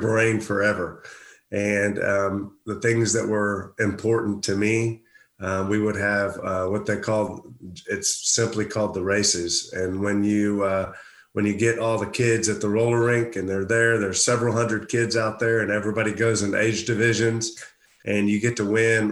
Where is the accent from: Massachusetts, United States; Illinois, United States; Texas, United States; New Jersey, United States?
Texas, United States; Houston; a guy from Houston, Texas